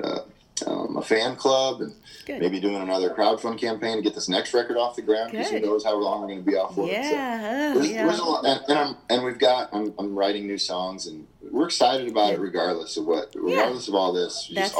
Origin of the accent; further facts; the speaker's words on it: Midwest, United States; And since I'm from, of course, down in Oklahoma and Texas where that movement was born, they have red dirt down there. I'm from the Midwest.